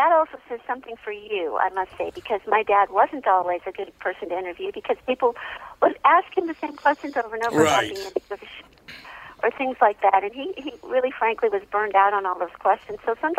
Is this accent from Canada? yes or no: no; Glendale, California, United States; And I grew up in Glendale, California. And it was funny, but I just was just like any other kid in school.